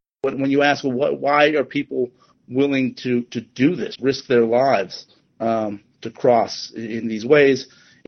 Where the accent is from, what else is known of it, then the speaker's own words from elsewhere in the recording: Southern California, United States; I'm from Southern California